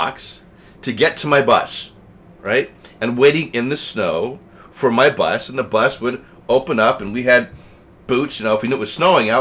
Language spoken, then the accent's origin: English; Colorado, United States; now in New Jersey, United States; I grew up in Colorado